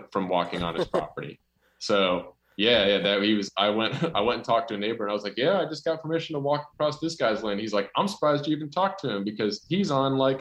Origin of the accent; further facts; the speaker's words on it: North Carolina, United States; I'm from North Carolina